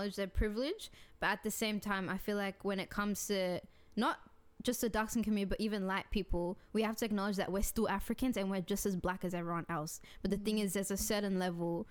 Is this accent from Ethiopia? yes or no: yes; Ethiopia; I'm Ethiopian.